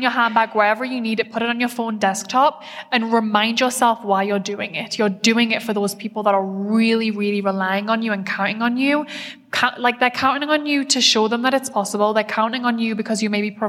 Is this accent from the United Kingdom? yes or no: yes; United Kingdom; I'm very British